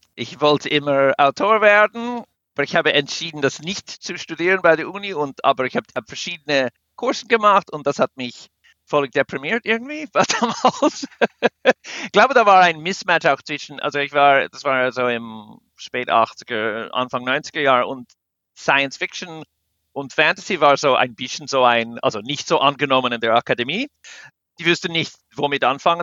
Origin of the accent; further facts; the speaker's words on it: United States; German is a second language; now in Switzerland; Also wir als Amerikaner